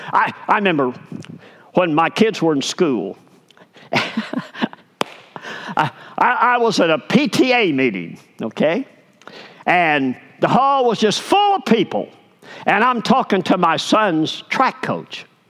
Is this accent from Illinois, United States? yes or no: no; Arkansas, United States; I'm from Arkansas